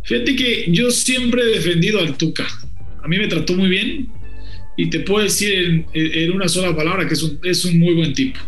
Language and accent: Spanish; Mexico; mi país